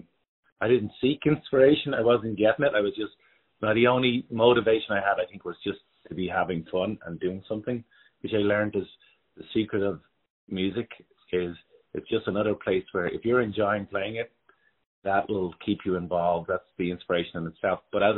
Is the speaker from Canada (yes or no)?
no; Dublin, Leinster, Ireland; moved away; I grew up in Dublin, so that's where my home was. I'm one of five boys. I came in number four.